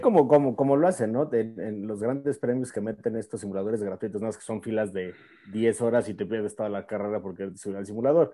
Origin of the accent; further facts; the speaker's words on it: Mexico City, Mexico; yo soy de la Ciudad de México